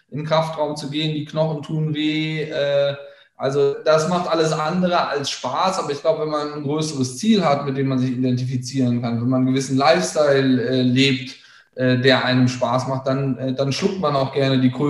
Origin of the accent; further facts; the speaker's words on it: Bonn, North Rhine-Westphalia, Germany; Also ich komme aus Bonn, das darf gerne jeder wissen, ähm, habe da auch meine Jugend und Kindheit verbracht